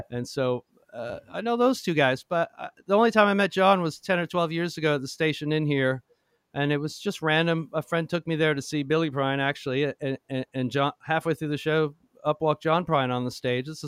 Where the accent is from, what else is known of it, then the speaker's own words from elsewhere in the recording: Toronto, Ontario, Canada; now in Nashville, United States; I grew up in Toronto